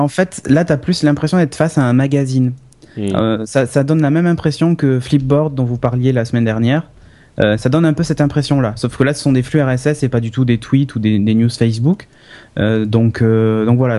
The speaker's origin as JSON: {"language": "French", "country": "France", "said": "je suis français"}